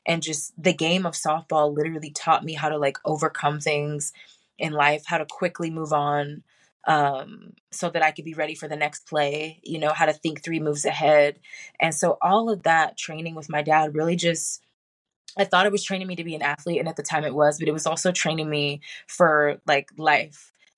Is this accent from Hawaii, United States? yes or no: yes; Hawaii, United States; I was born in Hawaii, a military brat. We didn't move a whole lot when I was younger